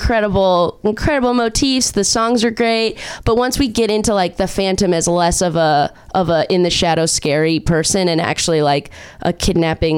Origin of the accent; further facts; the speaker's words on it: Orange County, California, United States; also born or lived in Chicago; I'm from Orange County.